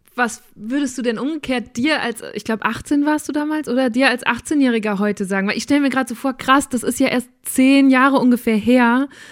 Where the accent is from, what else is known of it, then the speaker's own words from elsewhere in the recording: Borken, North Rhine-Westphalia, Germany; Ich komme aus Borken